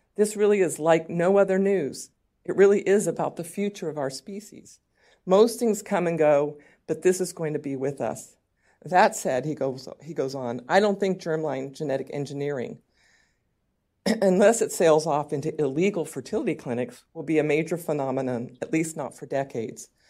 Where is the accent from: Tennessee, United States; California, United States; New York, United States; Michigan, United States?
California, United States; California, my home state